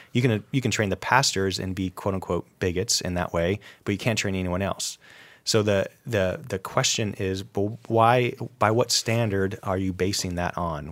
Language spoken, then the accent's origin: English; upstate New York, United States; I grew up in New, upstate New York, actually I didn't grow up very far from an Amish community